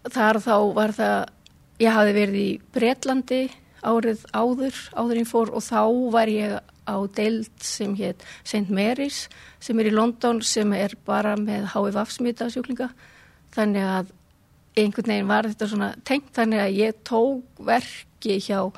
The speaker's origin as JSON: {"language": "Icelandic", "town": "Reykjavík", "region": "Capital Region", "country": "Iceland", "said": "Ég, sem sagt, ég er hérna úr Reykjavík"}